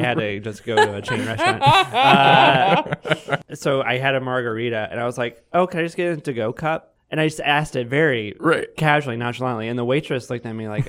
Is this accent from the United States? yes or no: yes; Baton Rouge, Louisiana, United States; moved away as an adult; now in Chicago, United States; I was born and raised in Louisiana, never moved out.